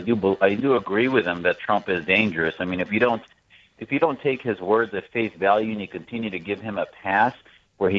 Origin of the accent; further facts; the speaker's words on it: United States; as an American, as a conservative